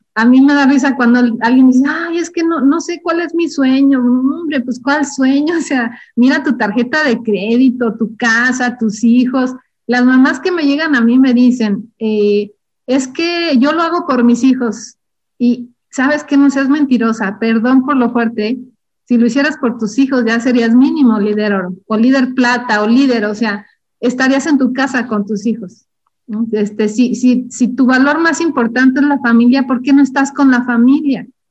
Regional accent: Durango, Mexico; moved away as an adult; also born or lived in Ciudad Juárez; yo soy originaria de Durango

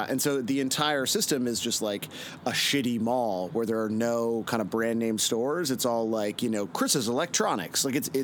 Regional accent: Toronto, Ontario, Canada; I grew up in Etobicoke, which is a suburb of Toronto.

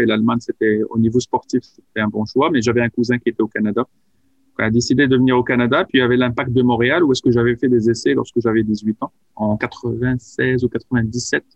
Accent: Casablanca, Casablanca-Settat, Morocco; moved away; j'ai grandi à, Casablanca, au Maroc

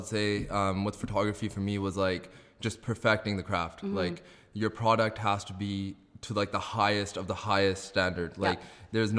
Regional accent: Abbotsford, British Columbia, Canada; So like Ravina said … I'm a photographer from Abbotsford.

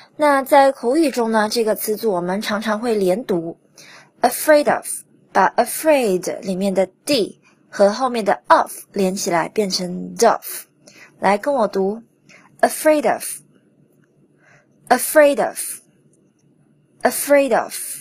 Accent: China; 我们中国人总是喜欢把各种节日都过成情人节

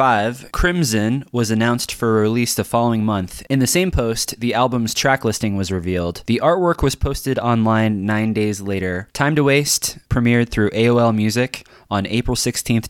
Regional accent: Kansas City, United States; that was in Kansas City, my hometown

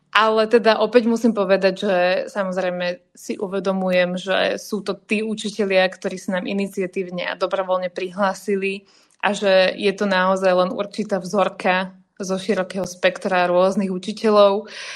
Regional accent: Slovakia; nie sme utlačaní Slováci

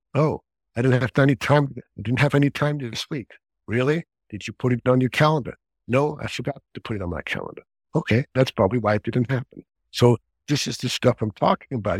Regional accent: Switzerland; moved away as an adult; now in Bay Area, United States; I grew up in Switzerland

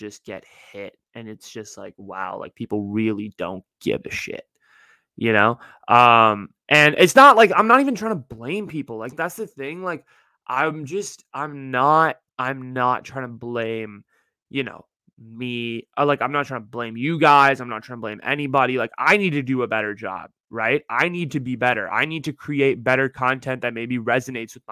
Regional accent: Northern California, United States; I'm from Northern California

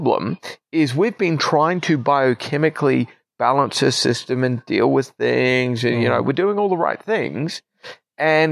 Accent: New Zealand; moved away as an adult; also born or lived in Queensland, Australia; now in Australia; we're in the quasi-indiscriminate spot of being New Zealand citizens, which means we don't really count as permanent residents, but we're not New Zealanders anymore either after 15 years

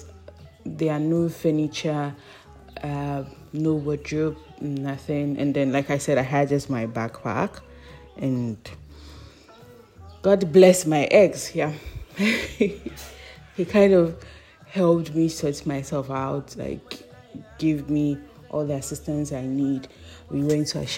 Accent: Ghana; as a Ghanaian girl

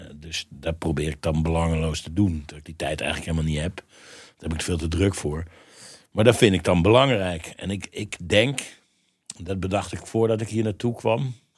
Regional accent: Mierlo, North Brabant, Netherlands; ik kom uit Brabant

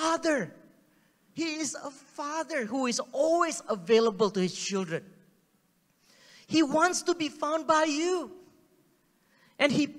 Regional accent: Singapore; accent: Singlish; first language Singlish; English is a second language; English is not my first language, guys. Okay? Singlish is my first language

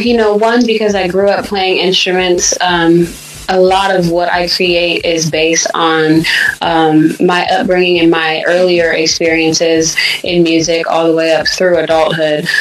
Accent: Sacramento, California, United States; born or raised there; also born or lived in Michigan

